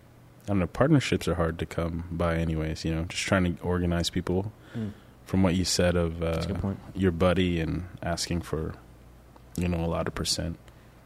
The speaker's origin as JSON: {"language": "English", "town": "Keller", "region": "Texas", "country": "United States", "tie": "born or raised there", "said": "I grew up in Keller. Okay. A little suburb right on the outside of Fort Worth"}